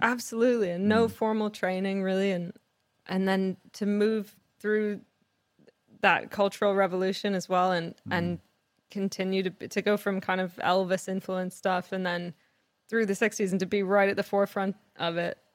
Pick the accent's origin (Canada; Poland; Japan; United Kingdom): Canada; I grew up in Canada